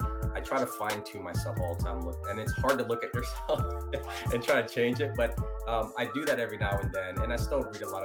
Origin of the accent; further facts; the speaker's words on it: Virginia Beach, Virginia, United States; accent: American; first language Italian; English is a second language; moved away as an adult; also born or lived in Naples, Italy / New York / Los Angeles; I from Naples, Italy, moved to the States at 9, but I grew up in Virginia Beach